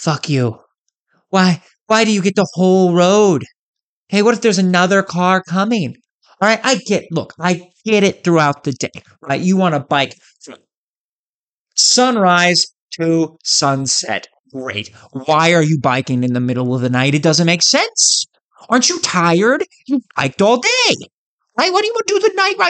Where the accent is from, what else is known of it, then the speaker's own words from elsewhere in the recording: Iowa, United States; my home state of Iowa